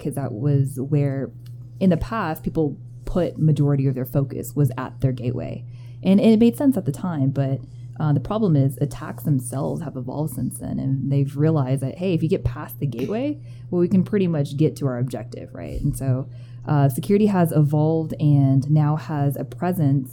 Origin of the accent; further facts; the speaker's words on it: Austin, Texas, United States; moved away as an adult; now in Denver, United States; Born and raised in Austin, Texas